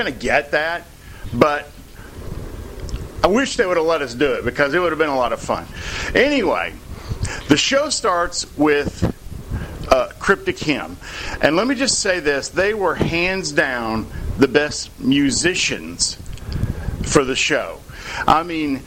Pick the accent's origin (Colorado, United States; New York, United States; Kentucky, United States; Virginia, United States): Kentucky, United States; near Paducah; Paducah, near my hometown